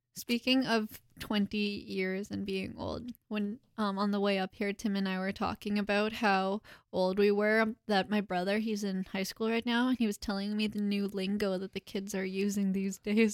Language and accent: English; Philippines; I'm from the Philippines, but, like, both parents on either side.